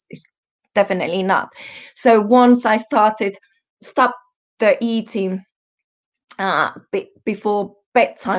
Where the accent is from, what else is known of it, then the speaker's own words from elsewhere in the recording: Finland; first language Finnish; English is a second language; also born or lived in Germany; I'm Finnish, um, born in Germany, and yes, European.